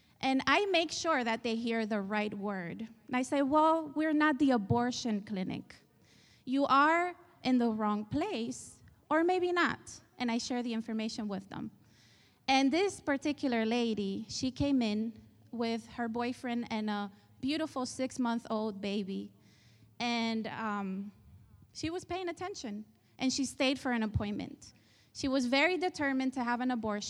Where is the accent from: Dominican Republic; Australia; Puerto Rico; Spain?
Spain; moved away; I was raised in Spain. You probably hear the accent